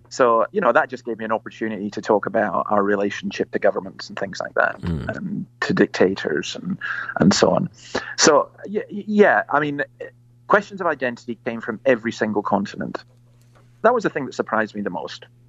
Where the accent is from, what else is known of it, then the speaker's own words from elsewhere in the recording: Scotland, United Kingdom; moved away as an adult; now in Australia; I'm basically a Scottish Presbyterian minister